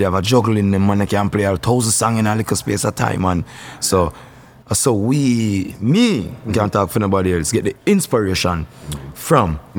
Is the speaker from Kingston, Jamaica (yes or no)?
yes; Kingston, Jamaica; Kingston, Southside.